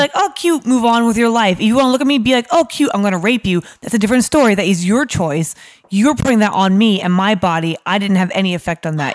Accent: New York, United States; moved away as an adult; now in London, United Kingdom; I'm from New York originally, um, but my, my parents are Irish

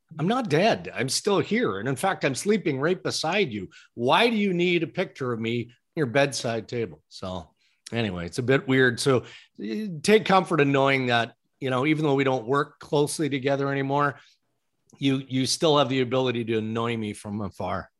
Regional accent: Saskatchewan, Canada; moved away; growing up in Saskatchewan

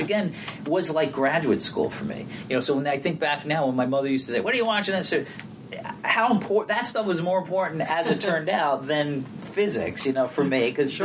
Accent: New York City, New York, United States; I grew up in Brooklyn

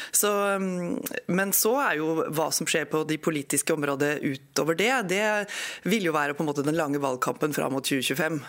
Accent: Eidsvoll, Akershus, Norway; moved away; also born or lived in Hamar / Skien; Feiring i nord i Eidsvoll, helt nord i Akershus

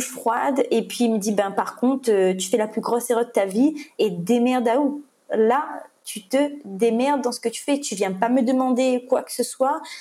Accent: Réunion, France; je viens de la Réunion, je, je, viens de faire une cagnotte pour passer ça

